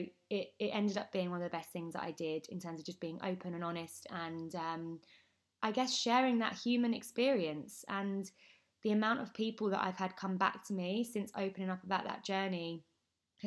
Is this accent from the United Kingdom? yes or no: yes; Essex, East of England, United Kingdom; I am from Essex